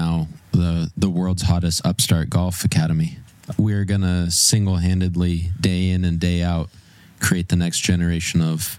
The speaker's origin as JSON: {"language": "English", "region": "Montana", "country": "United States", "tie": "born or raised there", "said": "I grew up in Montana, so we're cool with Canada."}